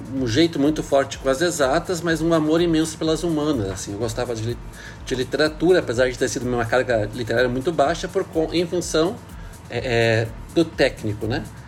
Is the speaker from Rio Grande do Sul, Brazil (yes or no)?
yes; Porto Alegre, Rio Grande do Sul, Brazil; moved away as an adult; also born or lived in Paris; now in Brasília, Brazil; sou de Porto Alegre